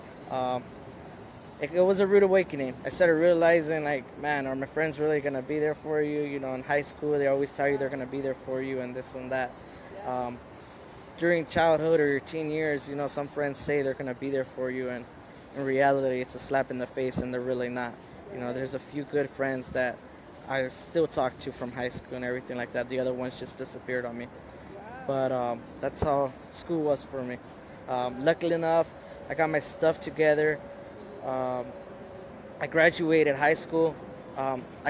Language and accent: English; San Diego, California, United States; I grew up here in Logan Heights as a child, basically like born and raised here